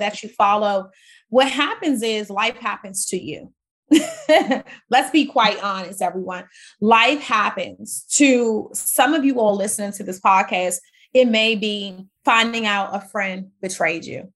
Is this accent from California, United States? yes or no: no; Washington, District of Columbia, United States; also born or lived in Maryland / Virginia; I grew up in Washington, D C. Yeah, Maryland, Virginia area